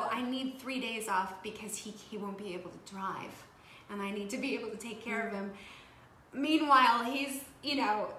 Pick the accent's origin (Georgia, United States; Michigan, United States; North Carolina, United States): Michigan, United States; moved away as an adult; also born or lived in the Midwest; now in Los Angeles, United States; And I grew up in Michigan.